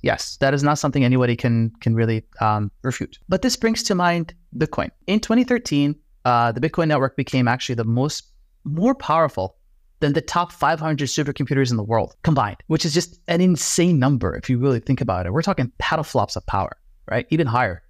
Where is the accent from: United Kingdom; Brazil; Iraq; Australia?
Iraq; I'm Middle Eastern, right? I'm from Iraq